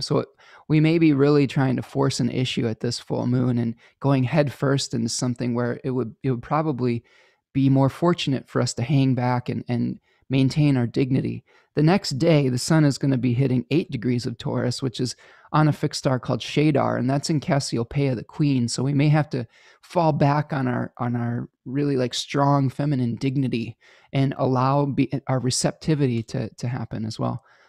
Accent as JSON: {"language": "English", "country": "United States", "said": "to become multilingual as an American"}